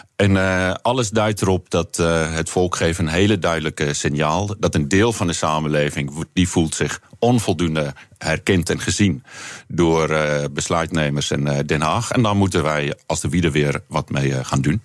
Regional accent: South Africa; accent: South African; now in Netherlands; ik ben opgegroeid in Zuid-Afrika. Dat horen mensen misschien eh, aan, het accent.

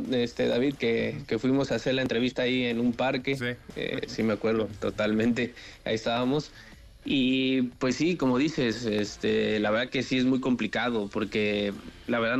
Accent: Mexico; y soy el único mexicano

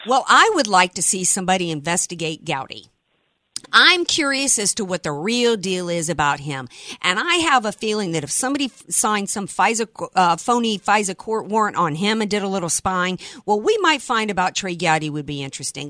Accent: New Orleans, Louisiana, United States; born or raised there

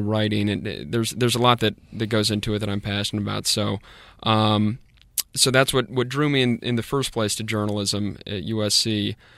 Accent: Fairfax, Virginia, United States; moved away as an adult; also born or lived in Columbia, South Carolina / Greenwood, South Carolina; now in Spartanburg, United States; I'm originally from Fairfax, Virginia, which is just outside of D C

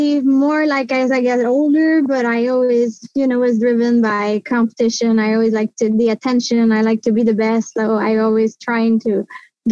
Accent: Gatineau, Quebec, Canada; first language French; English is a second language; also born or lived in Montreal; So I grew up in Gatineau, Quebec

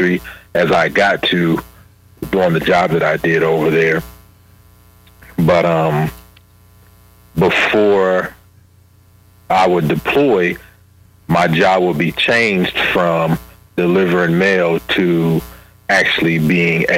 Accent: Jacksonville, Illinois, United States; moved away as an adult; also born or lived in Kaiserslautern, Germany; I was born and raised in Jacksonville, Illinois

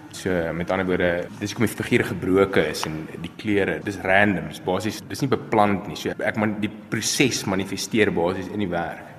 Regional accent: Pretoria, Gauteng, South Africa; gebore in Pretoria en ek is nog al die jare hierso

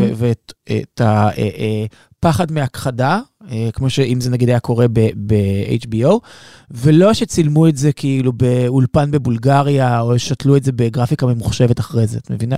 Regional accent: Israel; מתקשר למצב שבו אנחנו נמצאים היום כישראלים

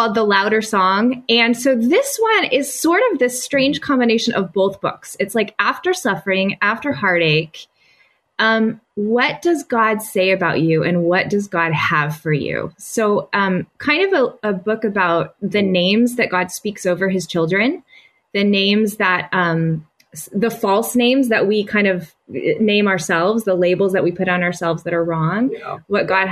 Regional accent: the South, United States; moved away; I grew up in the South.

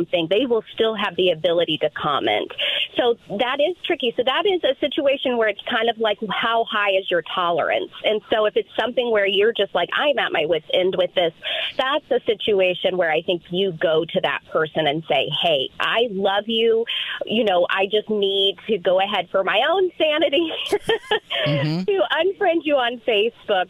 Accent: Midwest, United States; also born or lived in Southern Kentucky; spent a lot of time growing up myself in Southern Kentucky. And so I just loved all of that really Southern Belle culture, but I'm proudly from the Midwest

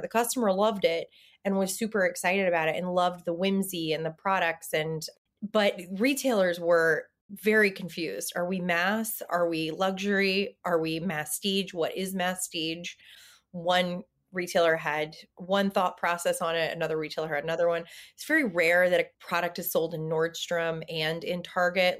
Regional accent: the South, United States; I'm from the South.

